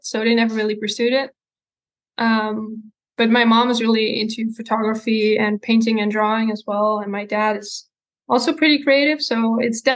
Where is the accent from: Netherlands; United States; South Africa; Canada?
Netherlands; Breda, North Brabant; From Breda, so there's like the city in the like south of the Netherlands, close to the Belgium border. I've mm-hmm. lived there all my life